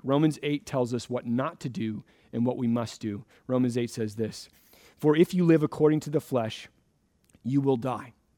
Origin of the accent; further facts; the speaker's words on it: Florida, United States; now in Redmond, United States; I grew up in Florida